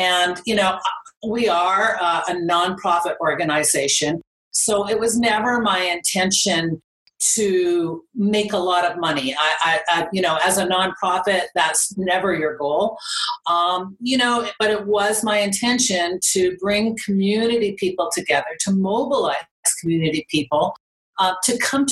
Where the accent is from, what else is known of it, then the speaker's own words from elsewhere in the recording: Calgary, Alberta, Canada; I'm from Calgary. I'm born and raised in Calgary